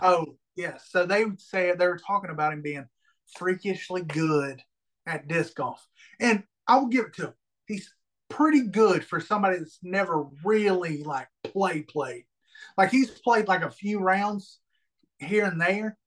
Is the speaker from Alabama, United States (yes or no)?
yes; Alabama, United States; I'm from Alabama